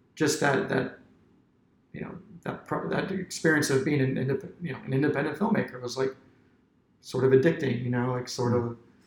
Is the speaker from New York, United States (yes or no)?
no; Centreville, Virginia, United States; I grew up in Centerville.